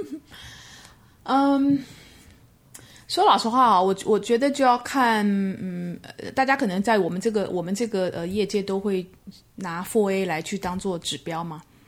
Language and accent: Chinese; Taiwan; moved away as an adult; also born or lived in Mainland China; 工作到现在三十年，前面的二十七年都在同一个集团，就是 The B P P 集团。那，呃，前面的十二年是在台湾地区，是我，我台湾人